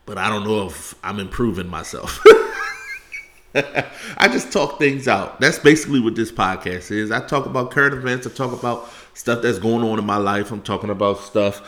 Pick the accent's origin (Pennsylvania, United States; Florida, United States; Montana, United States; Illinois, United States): Pennsylvania, United States; Philadelphia; I'm from Philly